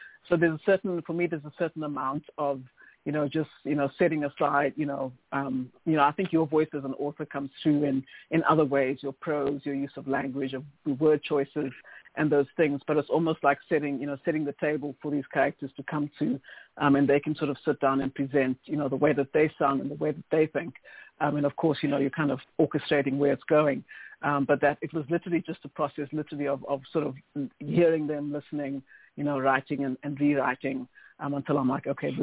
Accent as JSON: {"language": "English", "country": "South Africa", "moved": "yes", "lives_now": "Canada", "said": "I'm South African"}